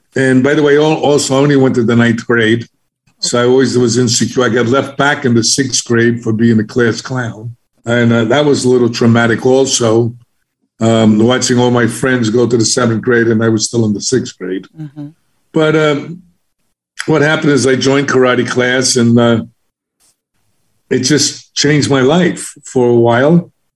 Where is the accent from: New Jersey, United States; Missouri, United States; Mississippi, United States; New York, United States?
New York, United States; New York City; I was from the South Bronx in Harlem, so I was an inner city kid